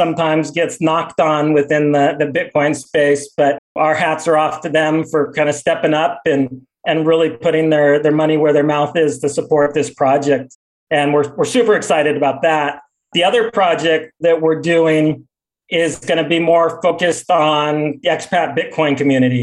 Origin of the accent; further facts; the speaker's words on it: San Diego, California, United States; moved away as an adult; now in El Salvador; my hometown of San Diego